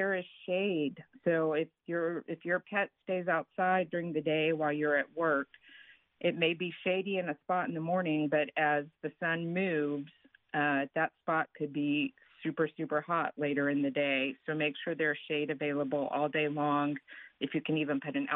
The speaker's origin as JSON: {"language": "English", "region": "Texas", "country": "United States", "said": "I'm from Texas"}